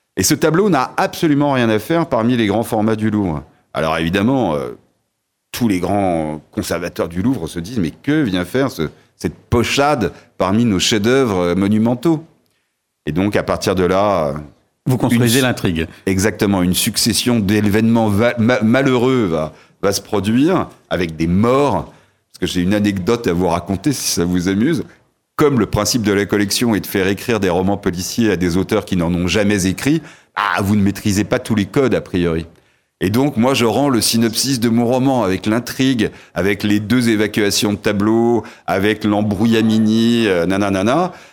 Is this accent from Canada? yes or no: no; Paris, Île-de-France, France; also born or lived in Sarthe; je suis pas un authentique Sartois, j'en aurais pas cette prétention, mais on va dire que je suis un Parisien ensarté